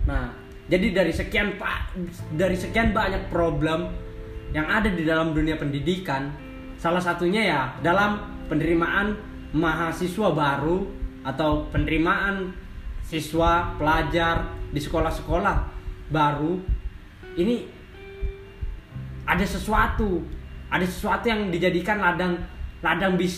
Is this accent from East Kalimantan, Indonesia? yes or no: yes; Penajam Paser Utara, East Kalimantan, Indonesia; Saya asli dari Penajam Pasir Utara.